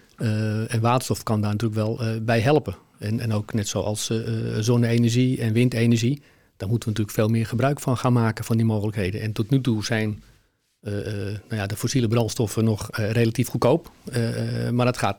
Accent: Heemskerk, North Holland, Netherlands; now in Alkmaar, Netherlands; Ik ben, eh, eh, geboren en opgegroeid in Heemskerk

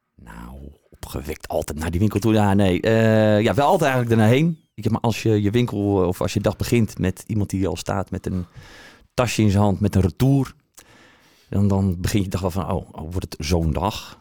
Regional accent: Aerdenhout, North Holland, Netherlands; moved away as an adult; also born or lived in Haarlem; now in Alkmaar, Netherlands; Geboren in Aardenhout.

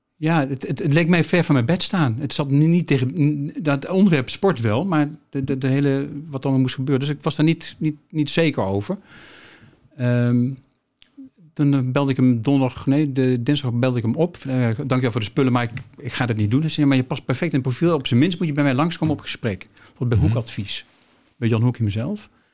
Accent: Nijmegen, Gelderland, Netherlands; Ik ben in Nijmegen opgegroeid

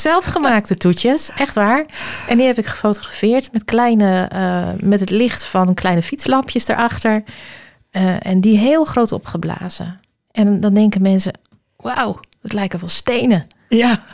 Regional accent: Alkmaar, North Holland, Netherlands; ik kom uit Alkmaar

